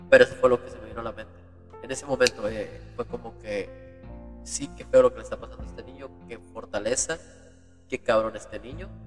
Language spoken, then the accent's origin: Spanish; Uruguay; a mi abuelito que lo dejamos en, en, en, Uruguay, ¿no? Venimos de Uruguay